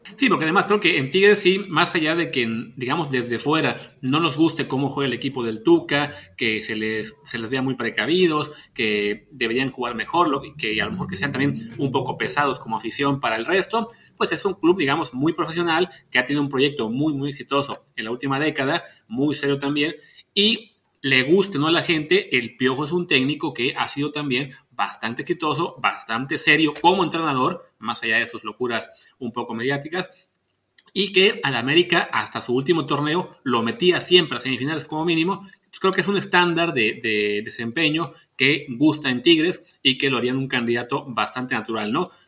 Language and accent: Spanish; Veracruz, Mexico; yo nací en Veracruz